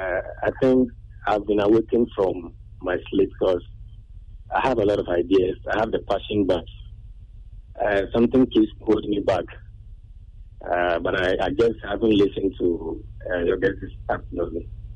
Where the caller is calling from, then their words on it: Accra, Greater Accra, Ghana; I'm calling from Accra.